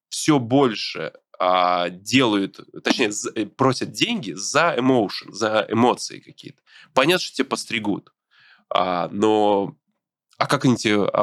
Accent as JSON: {"language": "Russian", "town": "Brest", "region": "Brest Region", "country": "Belarus", "tie": "born or raised there", "moved": "yes", "said": "Я из Беларуси, из города Бреста."}